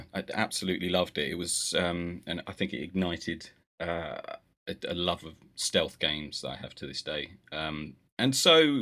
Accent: United Kingdom; a privilege of being British

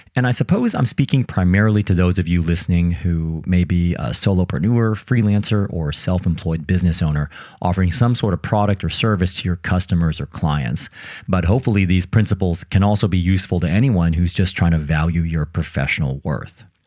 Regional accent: United States; now in United Kingdom; I'm from the United States and I now live in the UK

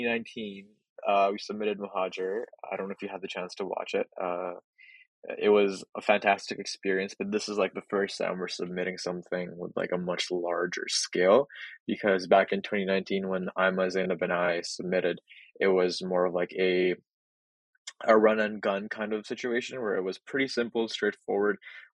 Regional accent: Edmonton, Alberta, Canada; I'm from Edmonton. I'm a local creative.

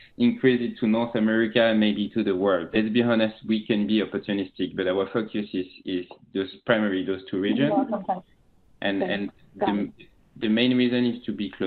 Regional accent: France; accent: French; English is a second language; moved away as an adult; also born or lived in China; now in San Francisco, United States; You will very quickly notice that I'm French with my accent. I'm French. I'm based in San Francisco.

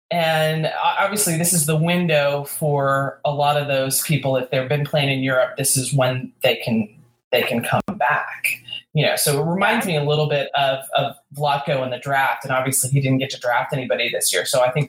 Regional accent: Houston, Texas, United States; we kind of have to go to, you know, my hometown team, the Dash.

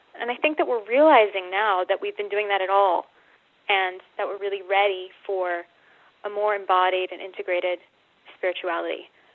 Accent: United States; moved away as an adult; also born or lived in Australia; I'm American

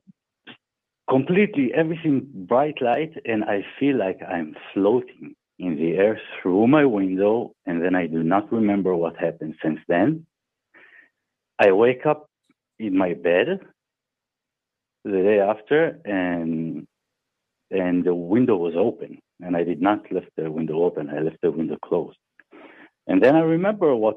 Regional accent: Germany; I grew up in Germany, in the countryside, in the deep countryside

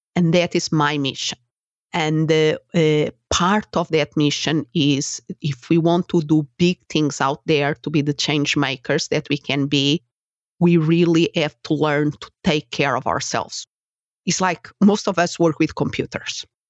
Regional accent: Portugal; English is a second language; moved away as an adult; also born or lived in Spain; now in United States

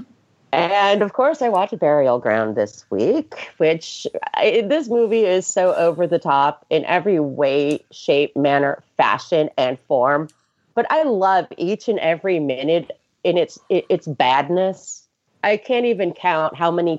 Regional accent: New York, United States; moved away; also born or lived in the South (US); I'm from New York.

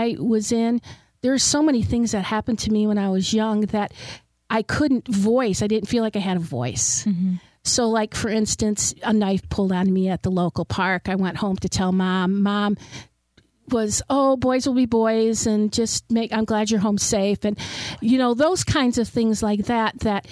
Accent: Detroit, Michigan, United States; I grew up in Detroit in a very low socioeconomic neighborhood.

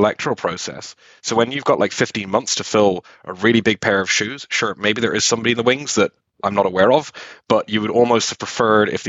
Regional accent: Dublin, Leinster, Ireland; I'm from Dublin

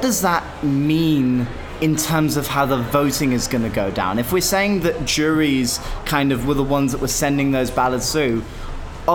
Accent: United Kingdom; as a British Eurovision fan

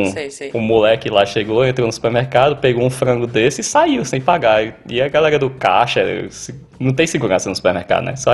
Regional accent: Northeast Region, Brazil; now in Australia; Eu, eu, eu, como nordestino, eu costumo dizer que canguru é como jumento no Ceará.

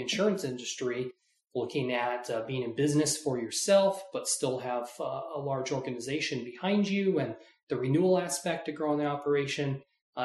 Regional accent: Tucson, Arizona, United States; I was born and raised in Tucson and love it here and plan on staying here for quite a while

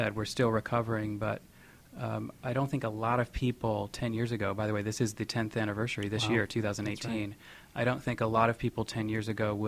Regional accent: West Michigan, United States; moved away as an adult; now in New York City, United States; I grew up in West Michigan

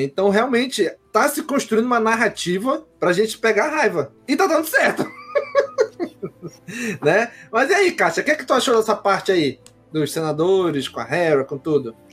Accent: Brazil; eu, enquanto brasileiro

